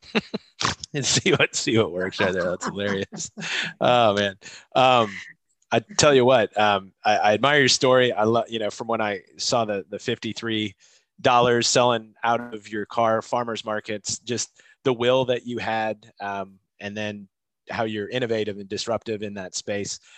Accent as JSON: {"language": "English", "region": "Midwest", "country": "United States", "moved": "yes", "said": "I'm from the Midwest originally"}